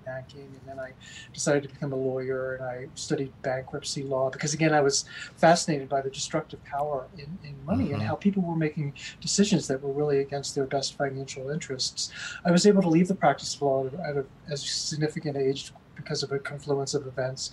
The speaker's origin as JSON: {"language": "English", "country": "United States", "tie": "born or raised there", "also_born_or_lived": "Amsterdam", "said": "as a white privileged male growing up in America"}